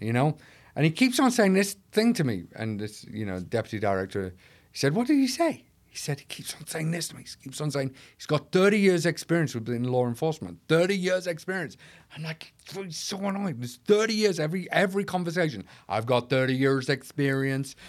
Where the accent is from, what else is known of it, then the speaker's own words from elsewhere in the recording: North East England, United Kingdom; now in Manchester, United Kingdom; Originally from the northeast of England, but now I live in Manchester